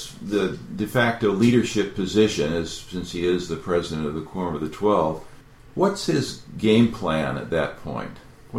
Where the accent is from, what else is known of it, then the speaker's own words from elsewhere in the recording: Northern California, United States; I was raised in California, in a small branch in Northern California.